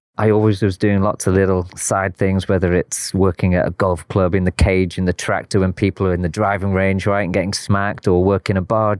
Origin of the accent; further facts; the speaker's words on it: Liverpool, North West England, United Kingdom; moved away as an adult; also born or lived in Tacloban, Philippines; now in Philippines; From Liverpool, UK.